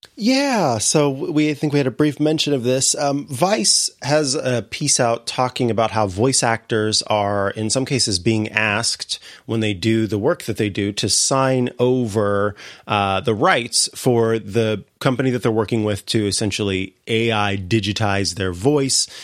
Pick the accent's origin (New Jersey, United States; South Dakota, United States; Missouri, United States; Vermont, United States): Missouri, United States; moved away; my home state, uh, in Saint Louis, Missouri